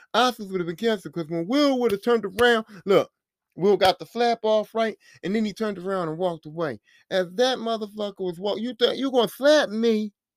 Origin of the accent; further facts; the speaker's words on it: Philadelphia, Pennsylvania, United States; I'm from Philly